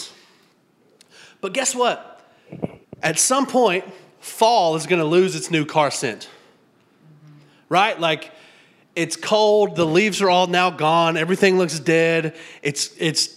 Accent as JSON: {"language": "English", "region": "Tennessee", "country": "United States", "tie": "born or raised there", "also_born_or_lived": "South Florida", "said": "Now, we grew up in Tennessee, my wife and I, and we were used to having seasons."}